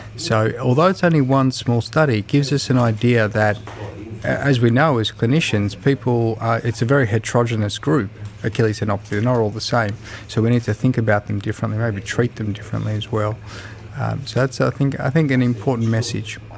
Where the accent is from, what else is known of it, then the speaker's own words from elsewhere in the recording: Melbourne, Victoria, Australia; I'm a physiotherapist from Melbourne, Australia